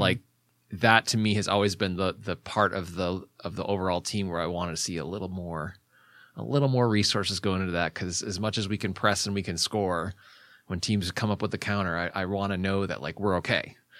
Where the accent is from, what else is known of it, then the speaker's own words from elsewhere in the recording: Ferndale, Michigan, United States; moved away as an adult; also born or lived in Royal Oak, Michigan / Washington, D.C.; now in California, United States; I grew up mostly in the Detroit metropolitan area